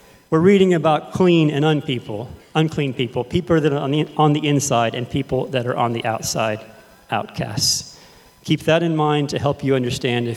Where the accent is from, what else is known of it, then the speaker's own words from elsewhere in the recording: Fredericksburg, Texas, United States; in the town where I grew up in Fredericksburg, Texas.